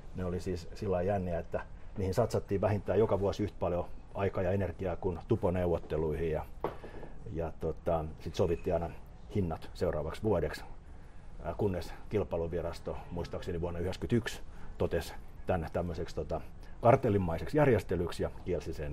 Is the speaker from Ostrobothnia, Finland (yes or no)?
no; Helsinki, Uusimaa, Finland; also born or lived in Pihlajamäki / Hakunila, Vantaa; mä synnyin, synnyin niin kuin Kallio, Kalliossa, asuttiin Porvo, Porvoon kadulla siinä niin kuin Brahen kentän Brakun laidalla. Ja, ja tota, mutta mut, niin koulut mä oon käynyt tuolla tota, niin kuin pääkaupunkiseudun lähiöissä